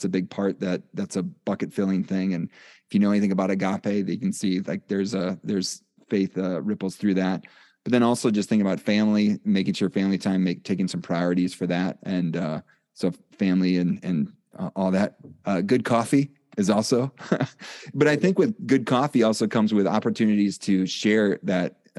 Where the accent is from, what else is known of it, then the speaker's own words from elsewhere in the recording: Wisconsin, United States; I'm from Wisconsin.